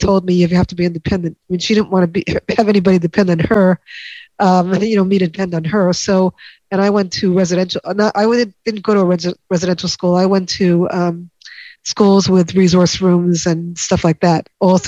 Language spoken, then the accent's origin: English; New York, United States; I grew up in New York, not Boston